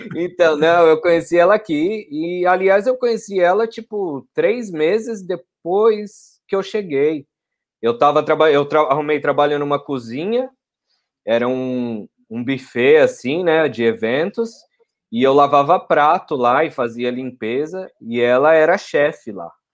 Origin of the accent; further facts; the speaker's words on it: Franco da Rocha, São Paulo, Brazil; moved away as an adult; now in Perth, Australia; eu sou de Franco da Rocha, São Paulo. Pô. Fica a mais ou menos 30 quilômetros ali de São Paulo. É na zona metropolitana mais próximo de Jundiaí, então já vai mais indo para o interior